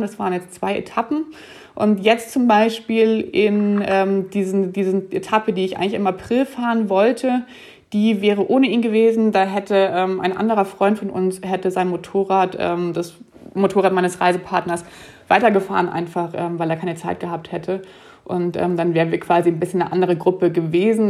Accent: Germany; also born or lived in Munich / Zurich, Switzerland; nach Deutschland kann ich ja als Deutsche immer zurückfahren

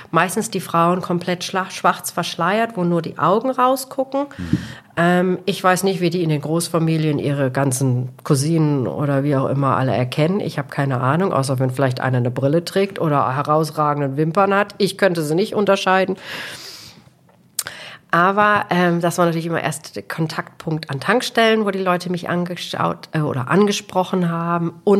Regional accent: Portugal; jeder weiß, ich komme aus Portugal, aus Cristiano Ronaldo-Land.

